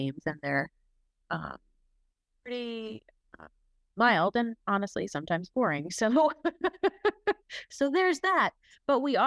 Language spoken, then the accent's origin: English; New Jersey, United States; I'm Italian and I'm from Jersey.